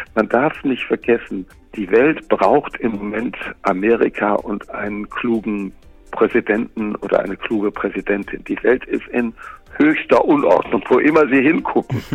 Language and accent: German; Germany; moved away as an adult; now in Los Angeles, United States; bei uns in Deutschland